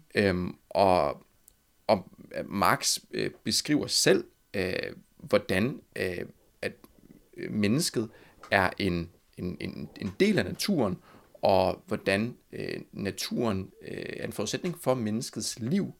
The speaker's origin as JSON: {"language": "Danish", "town": "Copenhagen", "region": "Capital Region of Denmark", "country": "Denmark", "said": "Jeg er fra Amager"}